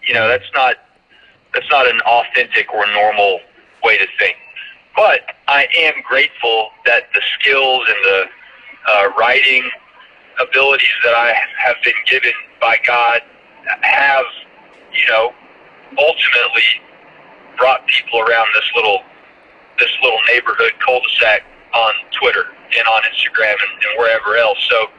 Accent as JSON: {"language": "English", "town": "Gwinnett County", "region": "Georgia", "country": "United States", "tie": "born or raised there", "also_born_or_lived": "Savannah", "said": "I'm from Gwinnett County, all right? I was born in Savannah, so I can speak with a Savannah drawl in my sleep. But I grew up in Gwinnett County, and that is like a melting pot of not only the South, but of the country, okay?"}